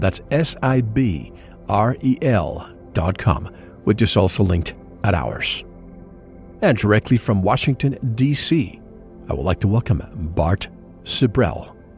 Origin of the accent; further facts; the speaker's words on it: Puerto Rico; I grew up in Puerto Rico